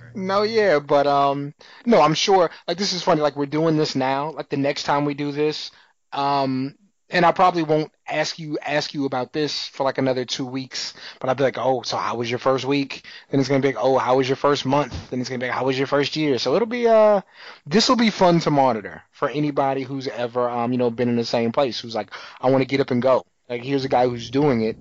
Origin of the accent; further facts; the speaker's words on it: San Antonio, Texas, United States; I'm from San Antonio